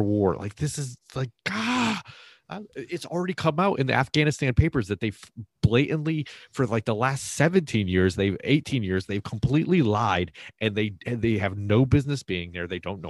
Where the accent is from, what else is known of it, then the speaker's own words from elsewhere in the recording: Massachusetts, United States; which is my home state originally.